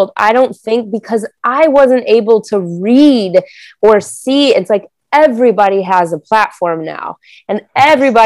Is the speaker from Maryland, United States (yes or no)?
no; Denver, Colorado, United States; I grew up in Denver, Colorado